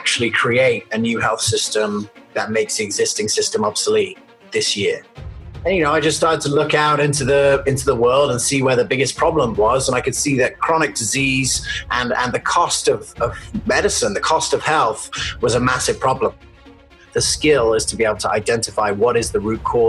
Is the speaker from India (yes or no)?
no; England, United Kingdom; also born or lived in United States; I was born in America and then I moved to England